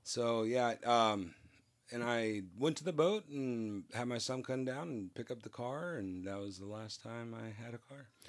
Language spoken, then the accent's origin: English; California, United States; moved away; I'm originally from California